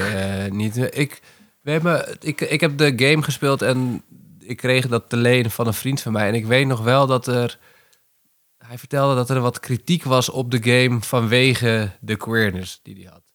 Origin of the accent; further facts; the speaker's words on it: Netherlands; ik ben opgegroeid in Nederland ik woon hier al mijn hele leven.